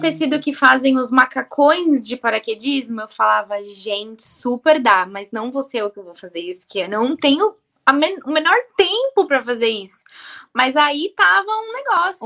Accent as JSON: {"language": "Portuguese", "region": "interior of Bahia", "country": "Brazil", "said": "sou do interior da Bahia"}